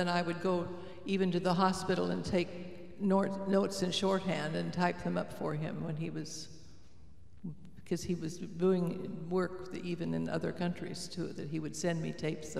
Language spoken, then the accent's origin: English; Loma Linda, California, United States; moved away as an adult; I grew up in Loma Linda with an Adventist minister parent